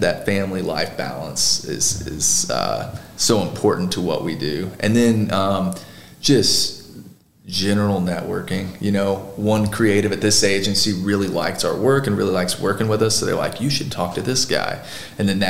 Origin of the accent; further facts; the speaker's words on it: Goreville, Illinois, United States; also born or lived in Marion, Illinois; I was from Goreville. Now all my community's in Marion